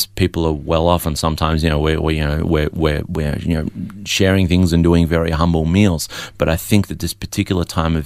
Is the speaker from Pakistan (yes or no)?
no; Melbourne, Victoria, Australia; also born or lived in Adelaide; I was born in Adelaide but raised in Melbourne.